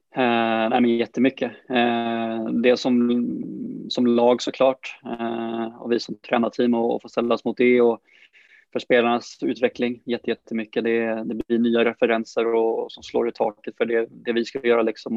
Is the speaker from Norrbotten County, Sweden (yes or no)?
no; Brålanda, Västra Götaland, Sweden; moved away as an adult; now in Sandviken, Sweden; familjen hemma i, hemma i Brålanda